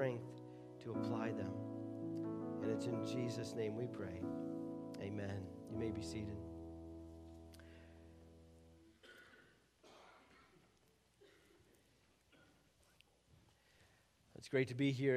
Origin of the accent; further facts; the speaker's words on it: United States; as an American